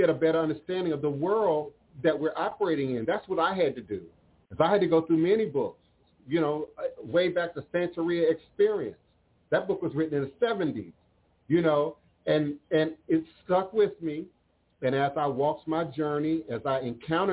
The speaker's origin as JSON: {"language": "English", "town": "New York City", "region": "New York", "country": "United States", "tie": "born or raised there", "said": "as a suicidal teenager on the 33rd floor of my building, Fifth Avenue, 110th Street in New York City"}